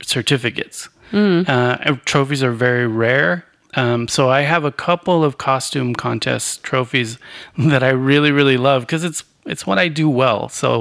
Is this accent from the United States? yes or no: yes; Arizona, United States; growing up in Arizona